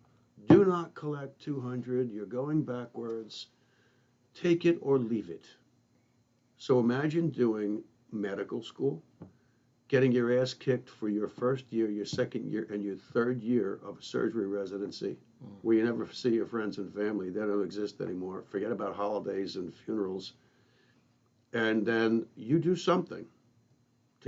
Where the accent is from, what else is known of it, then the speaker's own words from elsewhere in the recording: United States; I'm an American